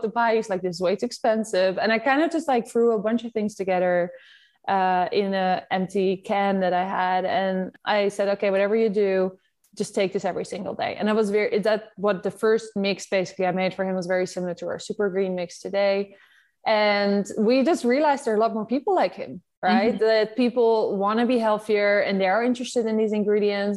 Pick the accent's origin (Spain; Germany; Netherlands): Netherlands; accent: Dutch; I'm Dutch, as you like, you can hear from my accent.